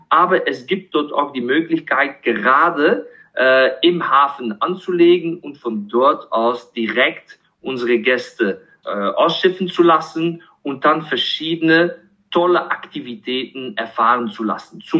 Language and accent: German; Kinshasa, DR Congo; moved away; weil ich aufgewachsen bin in Kinshasa, Zaire äh, was jetzt heutzutage als die Demokratische Republik Kongo bekannt ist. Aber ich habe von 1978 bis 1989 äh, in Kinshasa gelebt.